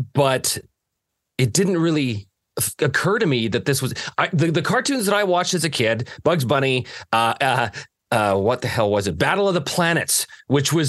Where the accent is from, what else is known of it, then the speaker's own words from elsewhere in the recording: Canada; Growing up in Canada